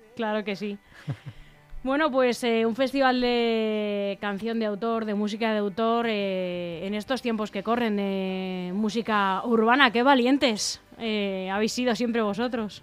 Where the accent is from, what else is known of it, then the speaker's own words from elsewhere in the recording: Leganés, Community of Madrid, Spain; los que somos de aquí, para los que somos de Leganés